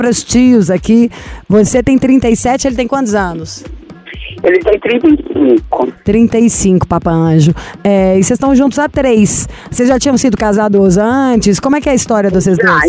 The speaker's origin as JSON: {"language": "Portuguese", "town": "Joinville", "region": "Santa Catarina", "country": "Brazil", "said": "Eu sou de Joinville, Santa Catarina."}